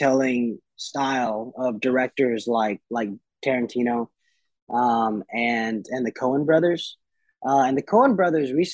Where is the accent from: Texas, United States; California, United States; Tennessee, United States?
Tennessee, United States; Nashville; my hometown, Ryman, the Mother Church